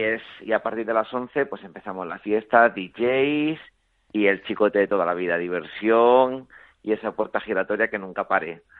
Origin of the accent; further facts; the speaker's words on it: Spain; como español